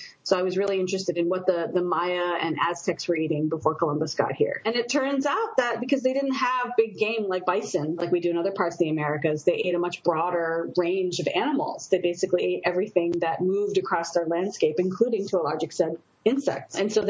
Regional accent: Japan; And I grew up partly in Japan, so to me, I really like them.

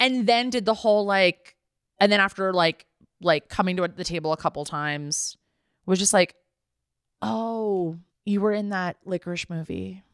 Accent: the San Fernando Valley, California, United States; growing up in the Valley

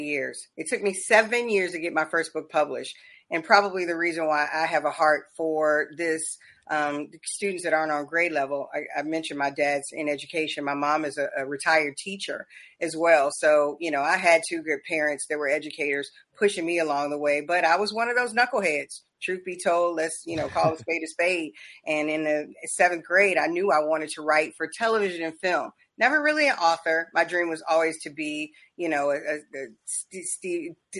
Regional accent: Charleston, South Carolina, United States; moved away; also born or lived in Covington, Georgia; I was born in Charleston, so we got a lot of South Carolina roots

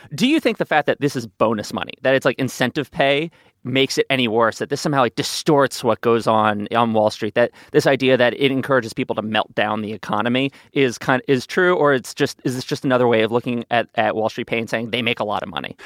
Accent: New York City, New York, United States; as a New Yorker

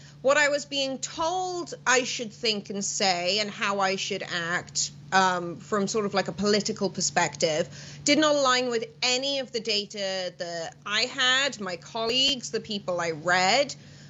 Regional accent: Wales, United Kingdom; moved away; I'm Welsh.

